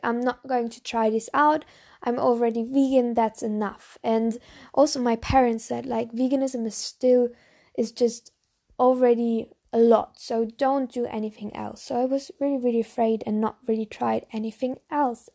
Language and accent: English; Bavaria, Germany; English is a second language; I'm actually from Germany. So I'm from Bavaria, a s, very, very small town, small, small village from Germany, um, Bavaria.